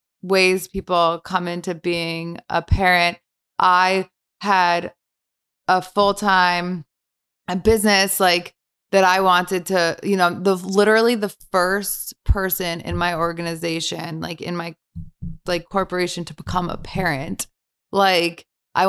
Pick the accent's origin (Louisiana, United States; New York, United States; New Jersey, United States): New Jersey, United States; Bergen County; Bergen County.